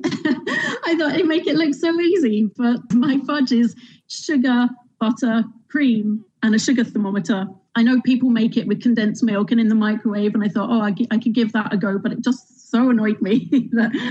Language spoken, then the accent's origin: English; London, United Kingdom; moved away as an adult; now in Northern Ireland, United Kingdom; As you can hear, I'm from London. Moved over here, three children later